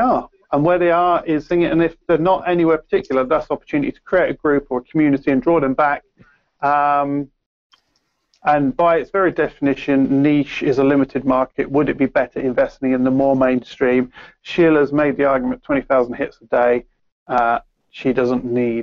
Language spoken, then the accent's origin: English; Peterborough, East of England, United Kingdom; accent: Peterborough accent with a mix of Cockney; I've got a Peterborough accent with sort of mix of Cockney and a few other things.